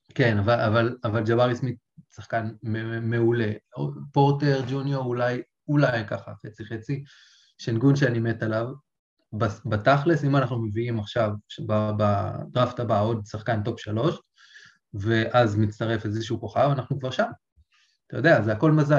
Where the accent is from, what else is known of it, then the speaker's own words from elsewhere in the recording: Israel; גדלתי בקיבוץ